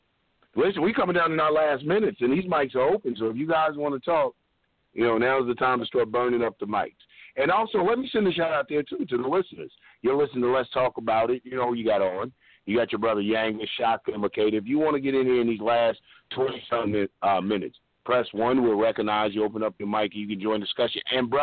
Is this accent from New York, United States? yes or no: yes; Long Island, New York, United States; now in Toronto, Canada; And I'm going … from Strong Island, who currently resides in Toronto.